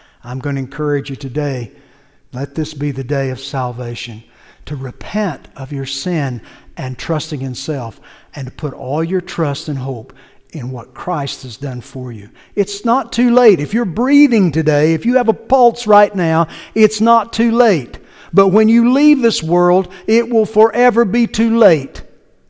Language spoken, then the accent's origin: English; United States; I'm an American